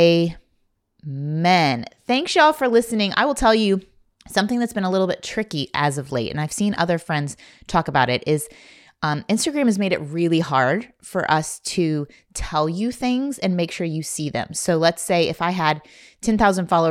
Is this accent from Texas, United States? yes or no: no; Indiana, United States; I grew up in Indiana